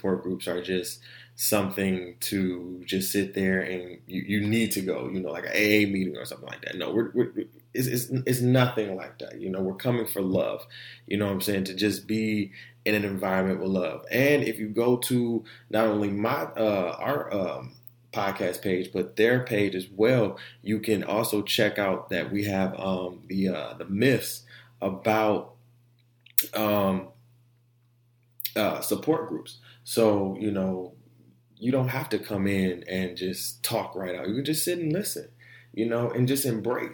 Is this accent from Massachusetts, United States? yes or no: no; Orlando, Florida, United States; also born or lived in Detroit; I'm from Orlando. You know, I was born in Orlando